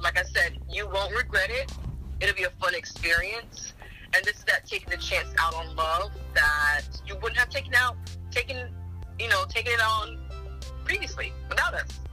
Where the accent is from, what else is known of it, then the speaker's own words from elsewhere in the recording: United States; I'm Nigerian American, so I'm born here. My parents are Nigerian